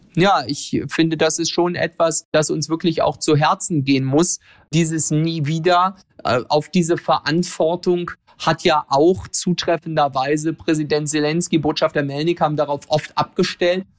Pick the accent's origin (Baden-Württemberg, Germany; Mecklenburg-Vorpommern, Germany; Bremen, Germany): Mecklenburg-Vorpommern, Germany; Ueckermünde; meine Heimatregion